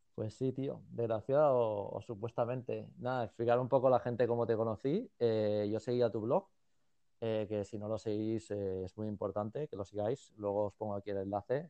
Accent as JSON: {"language": "Spanish", "town": "Badalona", "region": "Catalonia", "country": "Spain", "tie": "born or raised there", "moved": "as an adult", "lives_now": "Bangkok, Thailand", "said": "Yo, vengo de Badalona, de, la zona de Badalona que yo vengo"}